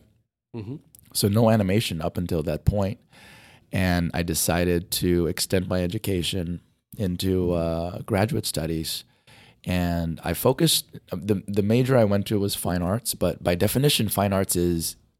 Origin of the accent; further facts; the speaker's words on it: Kauai, Hawaii, United States; I was born and raised in Hawaii, in the island of Kauai.